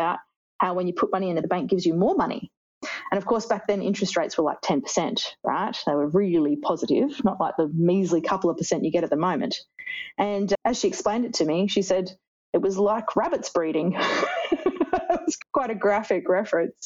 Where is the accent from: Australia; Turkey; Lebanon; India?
Australia; Brisbane, Queensland; I grew up in the Gap in Brisbane